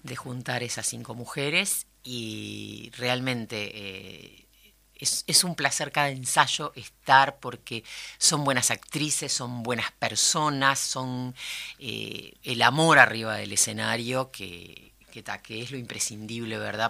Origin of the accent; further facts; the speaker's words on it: Uruguay; como uruguaya